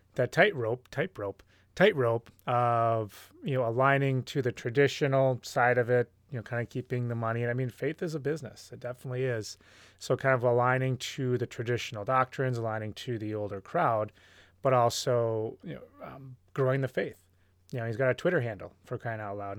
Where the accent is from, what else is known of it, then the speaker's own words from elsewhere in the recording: Hopkins, Minnesota, United States; moved away; I am a guy from Hopkins, and then came back to Hopkins, Minnesota